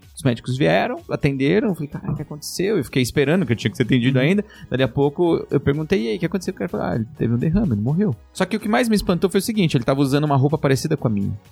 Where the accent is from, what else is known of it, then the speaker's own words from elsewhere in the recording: Brazil; moved away; also born or lived in Japan; sou da Zona Leste